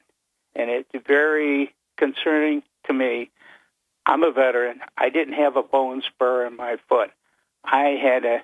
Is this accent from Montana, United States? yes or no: no; Utica, New York, United States; now in Binghamton, United States; I'm originally from Utica